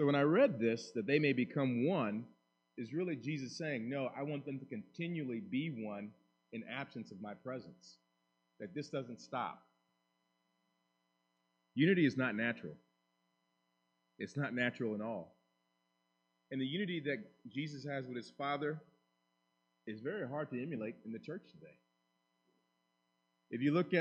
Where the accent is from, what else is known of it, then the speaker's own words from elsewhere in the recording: United States; as an American